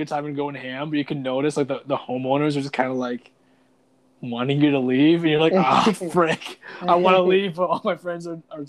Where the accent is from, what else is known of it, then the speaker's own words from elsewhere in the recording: Canada; I'm Canadian, bro.